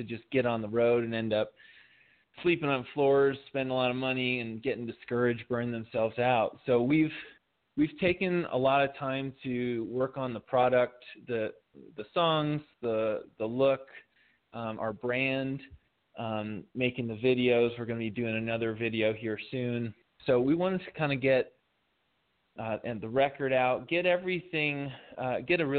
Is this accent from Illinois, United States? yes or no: yes; Chicago, Illinois, United States; I'm from Chicago